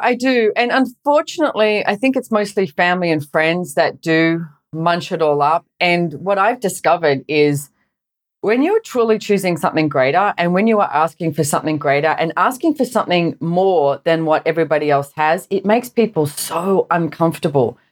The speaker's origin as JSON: {"language": "English", "town": "Sydney", "region": "New South Wales", "country": "Australia", "tie": "born or raised there", "said": "I grew up in Sydney, Australia"}